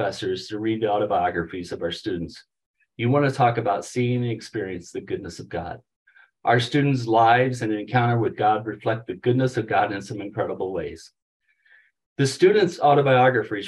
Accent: St. Louis, Missouri, United States; now in Colorado, United States; growing up in St. Louis

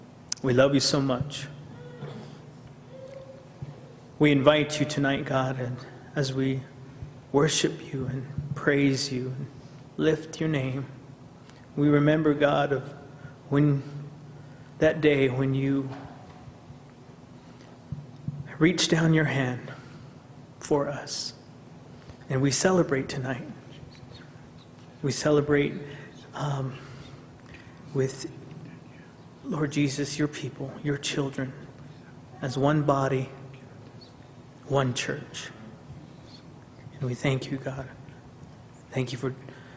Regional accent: United States; I grew up on the Navajo Reservation

